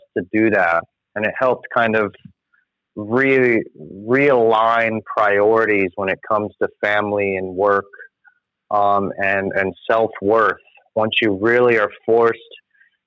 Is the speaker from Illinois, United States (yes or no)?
no; Florida, United States; moved away as an adult; also born or lived in California; born and raised in Florida, moved back